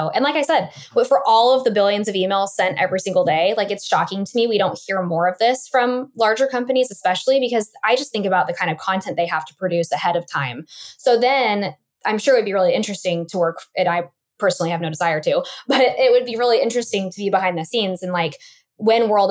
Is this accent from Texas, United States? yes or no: no; Boise, Idaho, United States; my hometown of Boise, Idaho